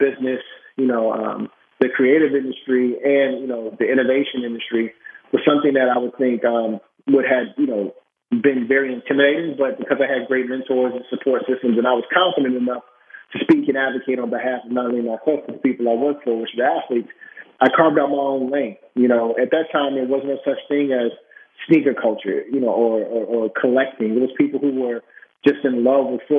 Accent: Chicago, Illinois, United States; moved away; also born or lived in Beaverton, Oregon; Growing up in Chicago at the age of 7

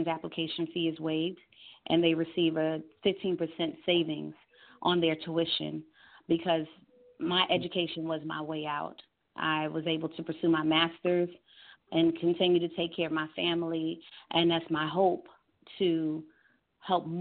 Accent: New York, United States; moved away as an adult; now in Georgia, United States; I had to leave my home state, which is New York.

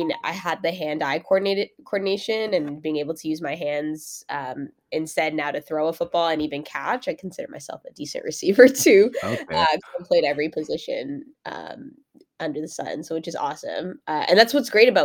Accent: Mississauga, Ontario, Canada; born or raised there; also born or lived in Brampton, Ontario

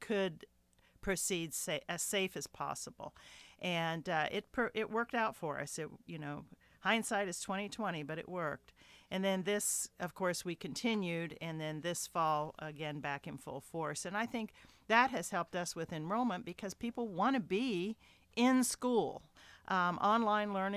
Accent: Marietta, Ohio, United States; moved away; also born or lived in Houston; I'm from Marietta, Ohio, and I have my daughter lives there

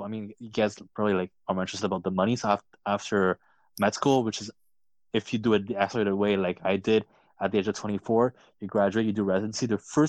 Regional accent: Quebec, Canada; I'm from Quebec and Canada.

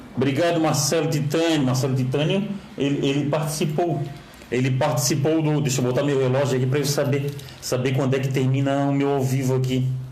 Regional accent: Florianópolis, Santa Catarina, Brazil; Eu que sou eu que sou daqui de Florianópolis, sou apaixonado por Florianópolis

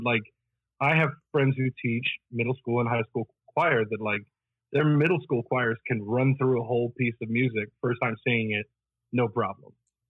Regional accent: northern Italy, Italy; Oh, I grew up in Northern Italy.

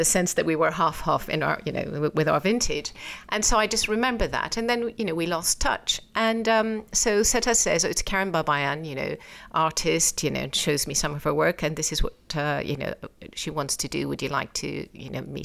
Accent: Iran; moved away; also born or lived in England; I was born in England, brought up in Iran

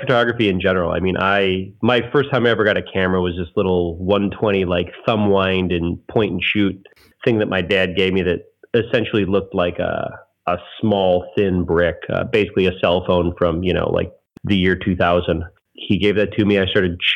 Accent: Joliet, Illinois, United States; moved away as an adult; now in Chicago, United States; for my hometown paper that I grew up at, you know, where I grew up at, which was Joliet, Illinois

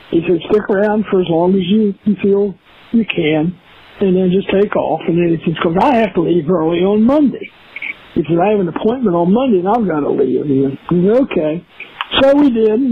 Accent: Philippi, West Virginia, United States; Yeah, I, I grew up in a uh, small college town, Philippi, West Virginia. Alderson Broaddus is the uh, college there. With my dad, it was a little bit of a mixed background. The family owned a coal mine, and dad worked in the mines in high school

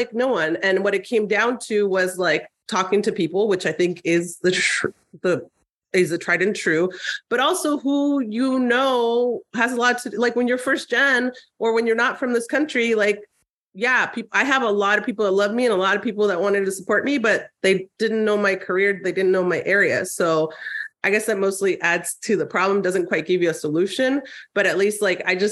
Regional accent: Tijuana, Baja California, Mexico; moved away; also born or lived in San Diego, California, United States; I grew up in Tijuana and then San Diego.

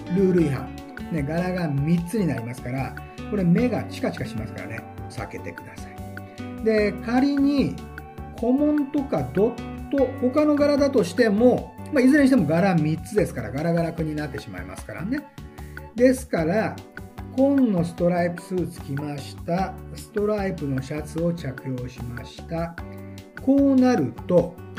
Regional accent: Okayama, Japan; 私、岡山の出身でございまして

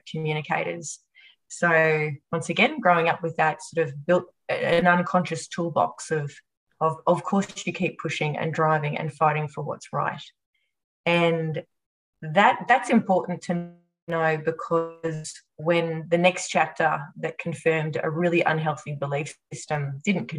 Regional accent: Australia; also born or lived in Japan

